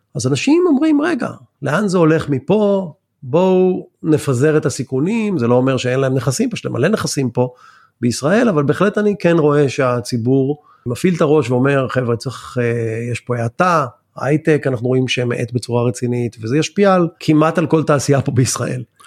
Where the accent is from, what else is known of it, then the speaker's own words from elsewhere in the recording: Israel; בתור ישראלים